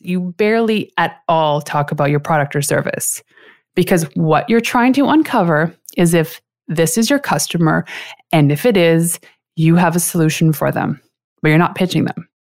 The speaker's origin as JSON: {"language": "English", "country": "Canada", "said": "I am a six-foot tall Canadian chocolate addict"}